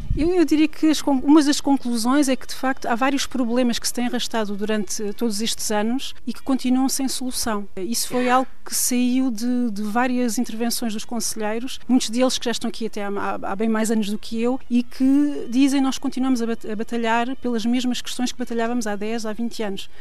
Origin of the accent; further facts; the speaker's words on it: Portugal; now in France; somos portugueses como qualquer outro